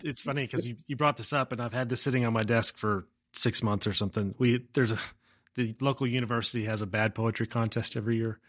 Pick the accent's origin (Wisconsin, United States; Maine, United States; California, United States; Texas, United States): Texas, United States; Umbarger; also born or lived in Amarillo, Texas; I grew up in a, on a farm about a mile north of a town called Umbarger, Texas